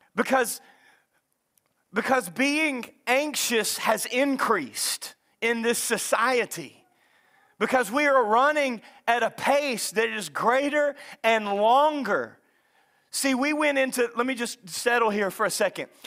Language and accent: English; Lake Bistineau, North Louisiana, United States; I grew up in North Louisiana at Lake Bistono.